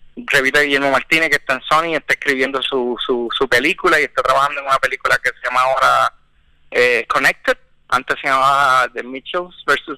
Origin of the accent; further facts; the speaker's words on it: Puerto Rico; nací en Puerto Rico y estudié